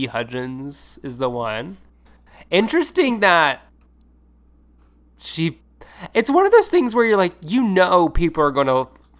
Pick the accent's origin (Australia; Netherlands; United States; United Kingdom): United States; California; And I'm from California.